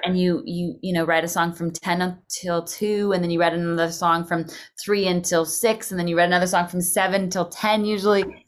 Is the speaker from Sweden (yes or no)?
no; Canada; moved away as an adult; also born or lived in Calgary / Nashville; being a Canadian